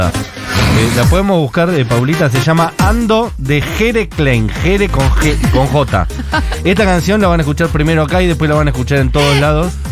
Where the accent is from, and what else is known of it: Rosario, Santa Fe, Argentina; born there